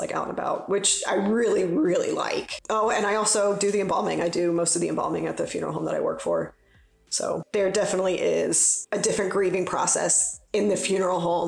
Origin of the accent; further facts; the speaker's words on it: Cincinnati, Ohio, United States; I grew up in Cincinnati.